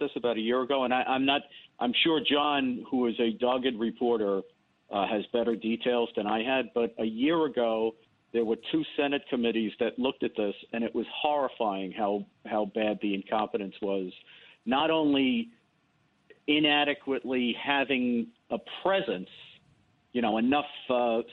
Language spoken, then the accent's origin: English; New York City, New York, United States; I grew up in the South Bronx, in the Bronx, and went to school in the South Bronx in the 60s and 70s